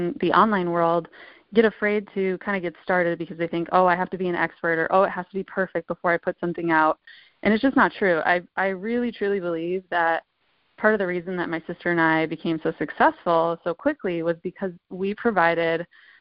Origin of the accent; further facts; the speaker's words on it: Michigan, United States; moved away as an adult; now in California, United States; I'm originally from Michigan, moved to California, I believe in 2010